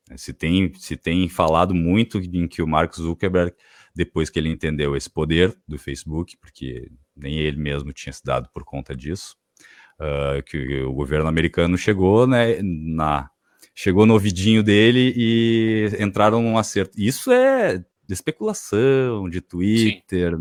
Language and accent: Portuguese; Brazil; porque eu moro aqui, eu sou brasileiro